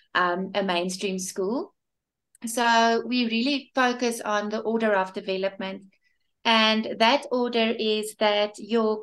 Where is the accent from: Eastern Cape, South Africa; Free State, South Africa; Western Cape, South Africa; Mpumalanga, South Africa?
Free State, South Africa; Bloemfontein; also born or lived in Cape Town / Johannesburg; I'm from Bloemfontein in South Africa.